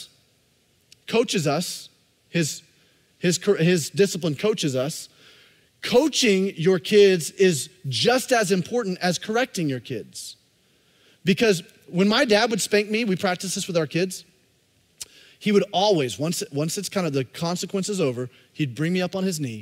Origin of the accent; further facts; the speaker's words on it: Alabama, United States; I grew up in Alabama